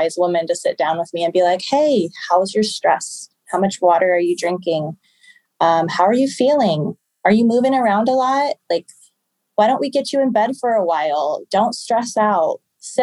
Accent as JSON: {"language": "English", "town": "Omaha", "region": "Nebraska", "country": "United States", "said": "I'm from Omaha, Nebraska"}